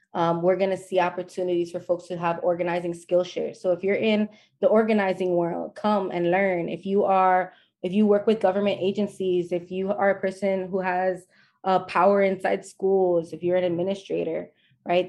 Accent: New York City, New York, United States; I was born and raised in the South Bronx

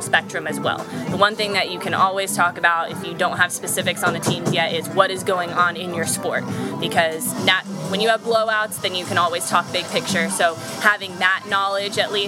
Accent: California, United States; being in San Diego and growing up in California

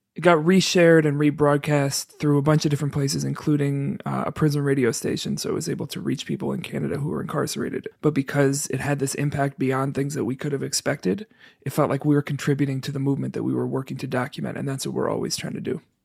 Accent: New York, United States; now in Chicago, United States; I'm not from Chicago, I'm from New York.

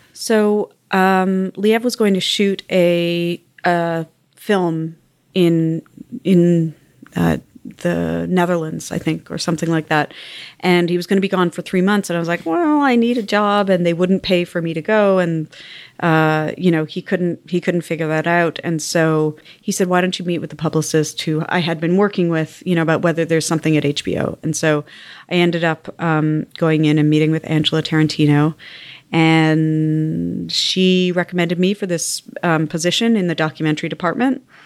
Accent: Montreal, Quebec, Canada; moved away; also born or lived in South Africa / United States; I grew up in the West Island of Montreal.

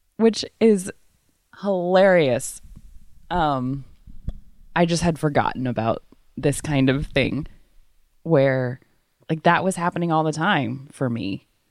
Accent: Waco, Texas, United States; also born or lived in East Africa; now in San Francisco, United States; I grew up in Waco, Texas, which is a very conservative place in the Bible Belt

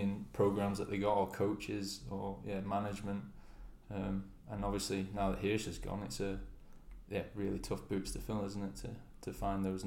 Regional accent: United Kingdom; us being a British nation

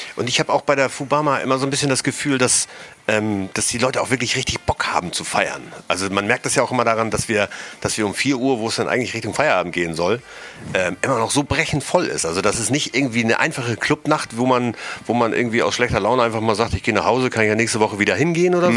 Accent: Hamburg, Germany; Ich als Hamburger

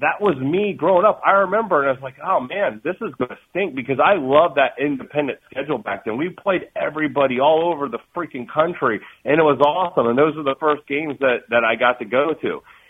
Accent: South Florida, United States; When I was growing up in South Florida, in you know, here

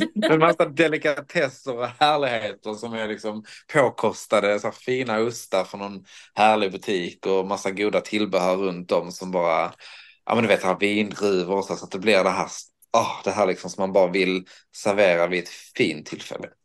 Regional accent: Höllviken, Skåne, Sweden; där jag kom ifrån Höllviken

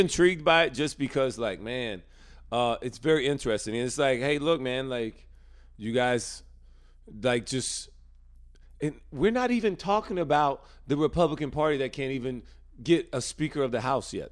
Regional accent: United States; I'm American

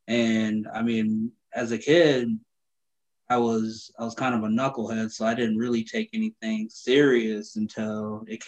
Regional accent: Minnesota, United States; Well, growing up, man, in Minnesota, I kind of grew up everywhere. I bounced around like a basketball.

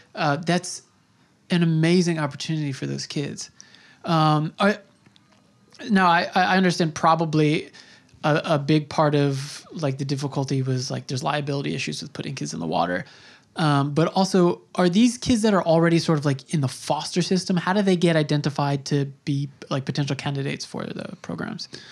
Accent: Long Island, New York, United States; I grew up on Long Island and, um, you know, that's where I spent my youth

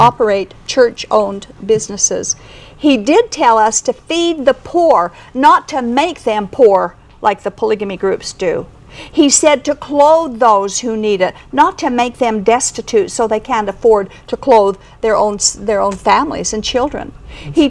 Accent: Kaysville, Utah, United States; I was raised in Davis County in Kaysville

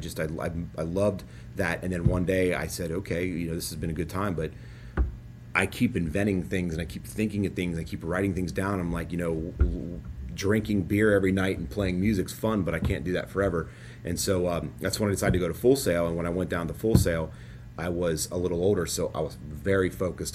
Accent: Cincinnati, Ohio, United States; moved away; I grew up in Cincinnati and I'm very proud to be from Cincinnati

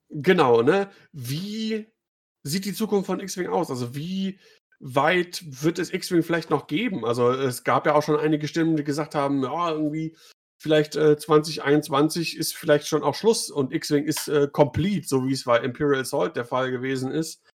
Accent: Düsseldorf, North Rhine-Westphalia, Germany; ich komme ja auch aus Düsseldorf

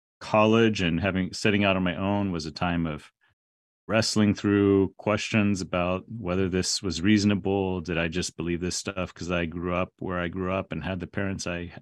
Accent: San Antonio, Texas, United States; Yeah, well, I grew up in San Antonio, Texas, going to Church of Christ, it was called.

